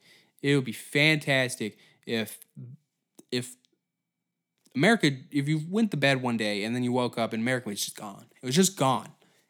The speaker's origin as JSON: {"language": "English", "town": "Halifax", "region": "Nova Scotia", "country": "Canada", "said": "born in fucking Nova Scotia. And then all of a sudden, like, you're Chinese now. And you're like, I'm from Halifax."}